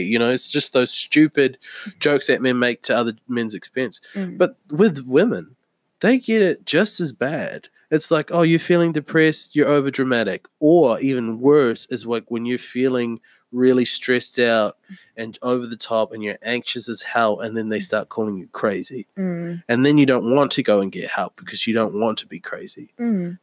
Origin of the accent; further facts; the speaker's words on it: New Zealand; moved away; I lived m- my entire child life in New Zealand